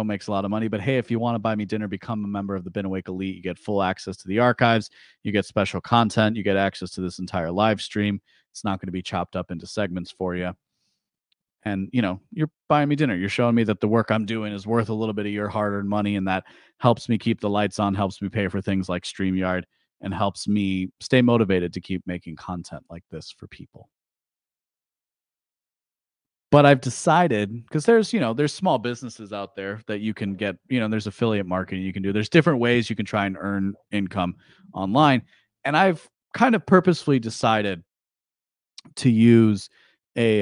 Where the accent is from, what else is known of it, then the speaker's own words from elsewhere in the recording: United States; I was raised as an American